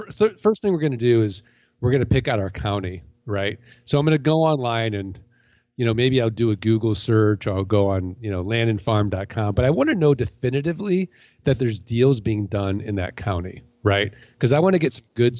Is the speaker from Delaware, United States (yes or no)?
no; St. Louis, Missouri, United States